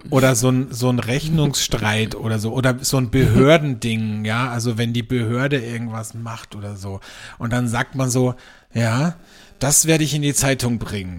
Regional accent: Austria; bei uns in Österreich

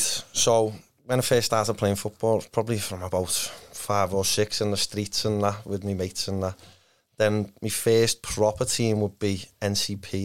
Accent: Liverpool, North West England, United Kingdom; by Kirkdale Station. So, I lived by there. Yeah. I grew up there

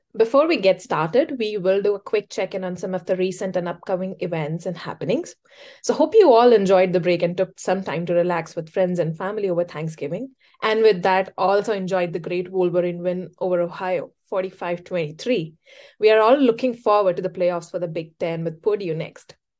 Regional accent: India; now in Ann Arbor, United States; I am originally from India, I was a data scientist in financial services before this

